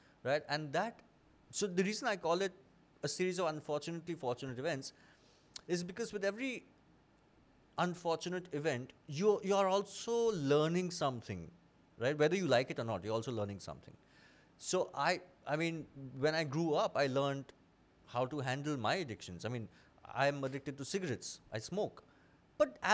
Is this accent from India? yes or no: yes; Kolkata, West Bengal, India; moved away; also born or lived in Delhi; I grew up in Calcutta. I spent most of my childhood there. I only moved to Delhi in 2007